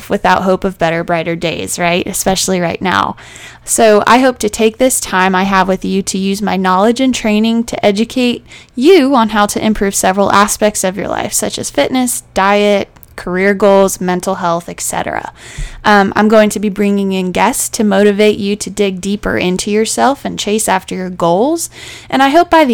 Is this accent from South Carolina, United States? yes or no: yes; Charleston, South Carolina, United States; I am originally from Charleston, South Carolina, and I actually still live here. This is my home.